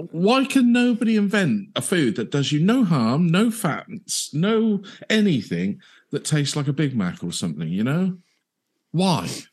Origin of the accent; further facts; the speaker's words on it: United Kingdom; being British